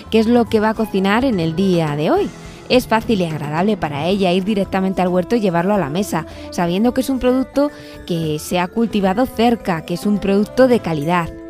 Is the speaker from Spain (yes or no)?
yes; Castillejo, Castile and León, Spain; a los de Castillejo de mi pueblo también